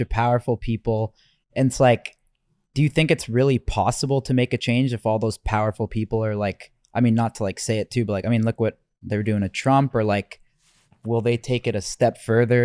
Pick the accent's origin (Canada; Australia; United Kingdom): Canada; moved away as an adult; now in United States; I'm Canadian